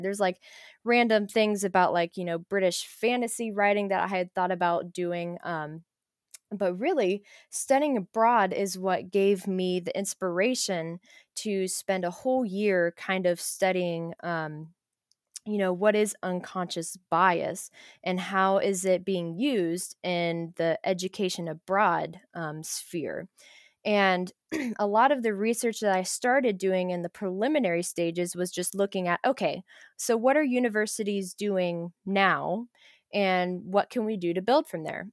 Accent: Ohio, United States; accent: Ohio; Ohioans don't have accents, but we definitely

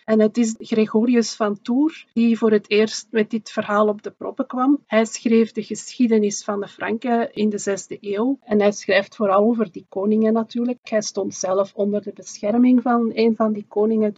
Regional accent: Flanders, Belgium; bij ons in Vlaanderen

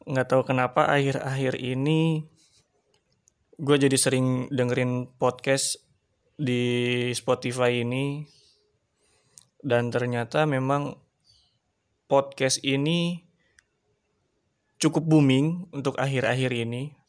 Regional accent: Tangerang, Banten, Indonesia; also born or lived in Sukabumi; Gue tinggal di daerah Tangerang. Dan gue asli Tangerang, tapi gue dulu pernah sekolah di Sukabumi. Jadi dulu gue SMP di Sukabumi di sana dan di saat gue lulus SMP gue balik lagi sekolah di Tangerang ngelanjutin SMK.

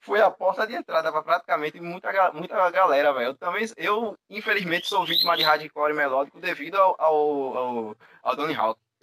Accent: Northeast Region, Brazil; eu como sou nordestino

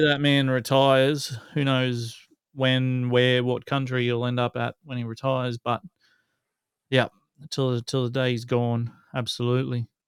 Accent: Newcastle, New South Wales, Australia

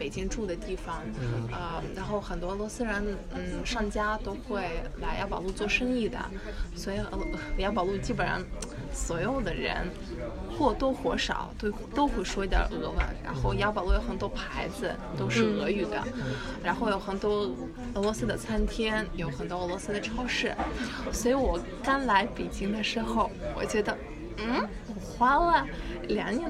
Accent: Uzbekistan; born there; Chinese is a second language; 啊，因为可能我出生在乌兹别克斯坦，

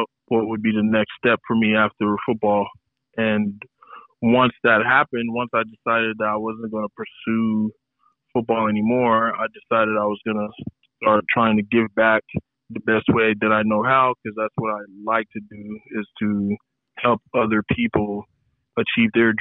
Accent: Portland, Oregon, United States; also born or lived in Columbus, Ohio; I'm from Portland, Oregon. I wasn't born there, but I was raised there. I was born in Columbus, Ohio.

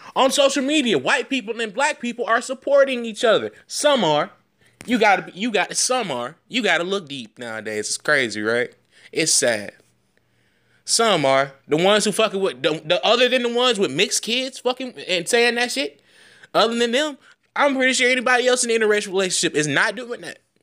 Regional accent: United States; as an American citizen

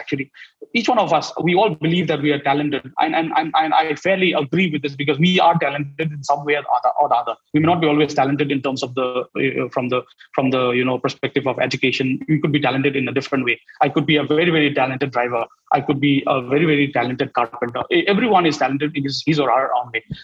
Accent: Northeast India, India; I'm from Northeast

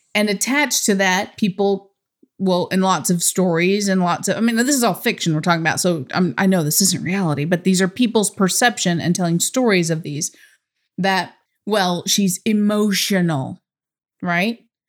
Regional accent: United States; I'm from America

